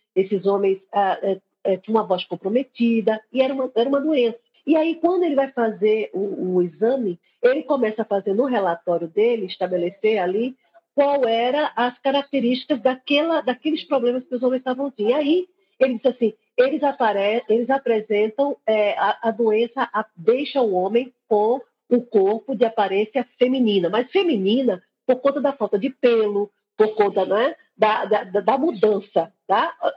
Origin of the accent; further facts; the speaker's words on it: Recife, Pernambuco, Brazil; estou aqui em Recife, não é em Pernambuco, estou aqui na capital, eu sou recifense